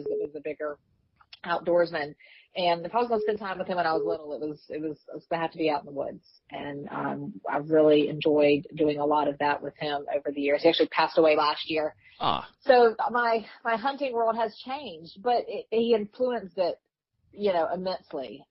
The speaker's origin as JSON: {"language": "English", "town": "Walterboro", "region": "South Carolina", "country": "United States", "tie": "born or raised there", "moved": "as an adult", "lives_now": "Columbia, United States", "said": "I live in Columbia now, but I grew up in Walterboro, between Walterboro and Yemisee, out in the country there."}